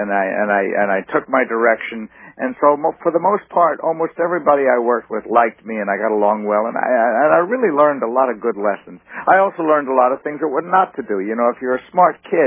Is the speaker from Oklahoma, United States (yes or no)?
no; New York, United States; I grew up on Second Avenue